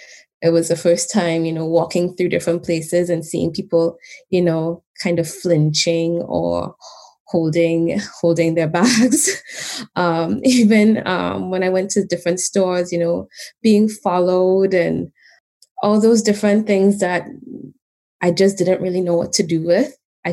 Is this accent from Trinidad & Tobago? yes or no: yes; Trinidad & Tobago; moved away as an adult; now in Canada; I grew up in Trinidad and Tobago, and I moved here about 13 years ago when I was 21, although that ages me, but that's okay.